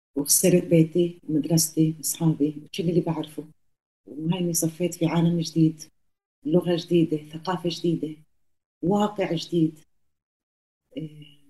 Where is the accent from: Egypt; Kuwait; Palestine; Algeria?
Palestine; moved away; also born or lived in Colombia; احنا واحنا صغار في كولومبيا المرحومين إيه، امي وابوي كانوا يحكوا معنا عربي في الدار